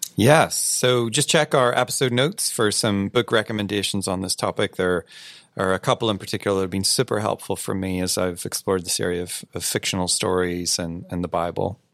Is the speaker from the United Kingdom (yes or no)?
yes; United Kingdom; I am British after all